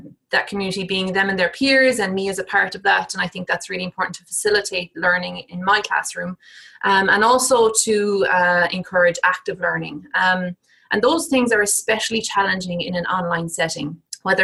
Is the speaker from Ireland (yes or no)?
yes; Ireland; moved away as an adult; also born or lived in United Kingdom; now in United States; So I'm Irish, I did my PhD and did my teaching assistant kind of teaching development work in Ireland.